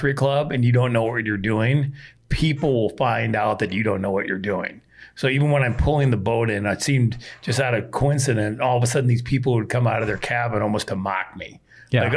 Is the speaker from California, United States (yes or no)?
no; Wisconsin, United States; moved away; I'm originally from Wisconsin